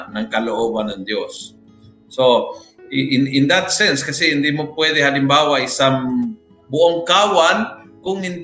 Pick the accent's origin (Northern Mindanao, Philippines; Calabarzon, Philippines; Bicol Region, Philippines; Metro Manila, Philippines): Metro Manila, Philippines; Kami Basta, mga kami taga Metro Manila ay